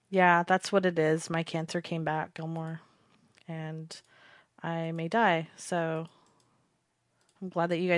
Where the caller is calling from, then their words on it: Utah, United States; Um I'm currently calling from um Utah.